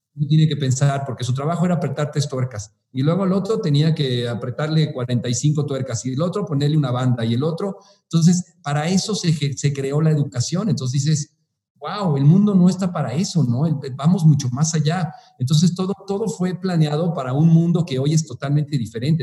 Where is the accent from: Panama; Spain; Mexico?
Mexico; Mexico City; moved away as an adult; now in Morelia, Mexico; soy originario de la Ciudad de México